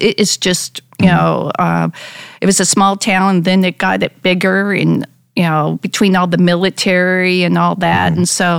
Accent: Palo Alto, California, United States; moved away; also born or lived in Colorado Springs, Colorado / Cupertino, California / San Luis Obispo, California / San Jose, California; I was born in Colorado Springs. Okay. And then my dad worked for Hewlett Packard, was transferred to California, Palo Alto. And then I went to high school there

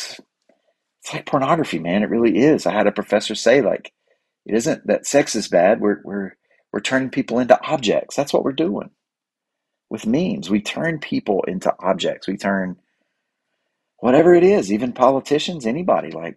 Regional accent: United States; I grew up in Cleveland County, down here in the Bible Belt

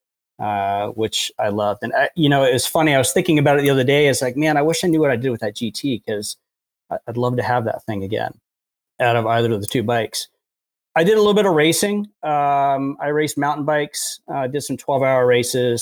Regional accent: Fairfax, Virginia, United States; now in Frederick, United States; I grew up in Fairfax, Virginia

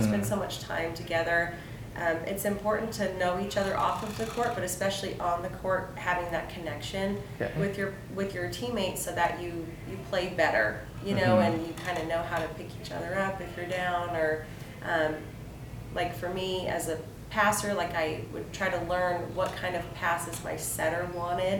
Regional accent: Kansas City, Kansas, United States; moved away as an adult; now in Williston, United States; I'm originally from Kansas City, Kansas.

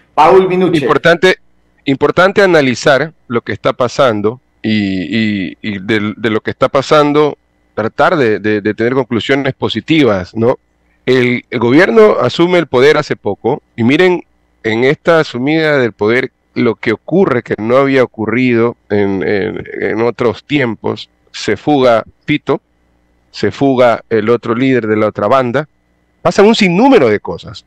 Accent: Ecuador; lo asumo como ecuatoriano

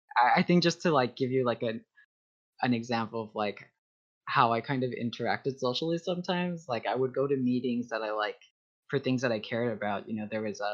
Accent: Texas, United States; now in Ohio, United States; I'm from Texas

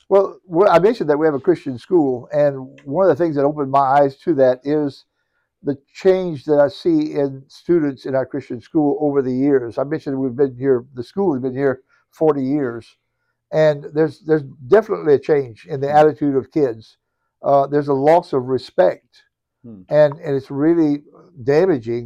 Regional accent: Cajun country, Louisiana, United States; accent: Cajun; I'm a born and bred Cajun, uh, nestled right here in Cajun country

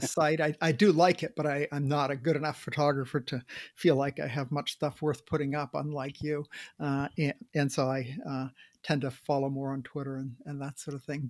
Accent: Maine, United States; when I grew up in Maine, we had a coal cellar.

